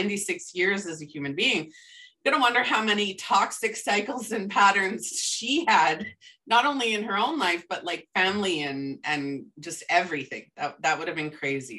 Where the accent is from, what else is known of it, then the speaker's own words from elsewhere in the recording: Canada; I am a Canadian